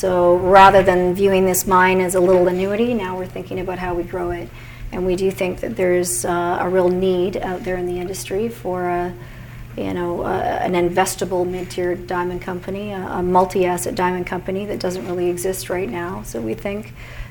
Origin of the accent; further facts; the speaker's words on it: Vancouver, British Columbia, Canada; I'm from Vancouver, and I had small children at that time.